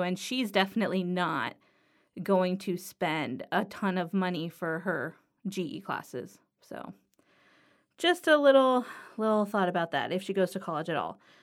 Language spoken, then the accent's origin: English; Los Angeles, California, United States; I grew up in Harbor City